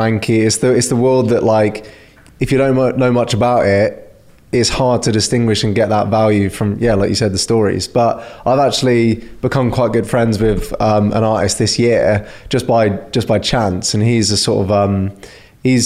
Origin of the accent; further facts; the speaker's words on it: Somerset, South West England, United Kingdom; I'm from Somerset